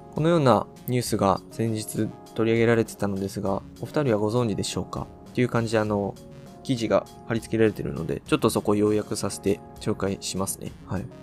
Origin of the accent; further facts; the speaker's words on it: Okayama, Japan; 俺らの出身地は岡山なんですよ。